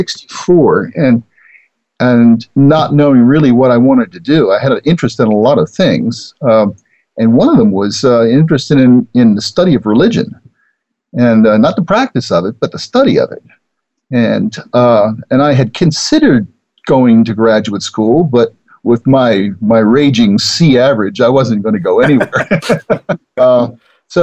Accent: Baltimore, Maryland, United States; now in Claremont, United States; I grew up in Baltimore

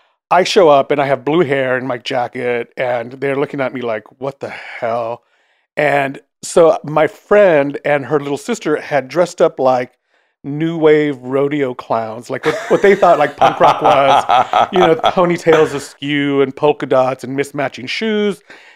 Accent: East Los Angeles, California, United States; Well, I grew up in East LA, and you know, it's pretty an insular community. it was, you know, primarily Latino.

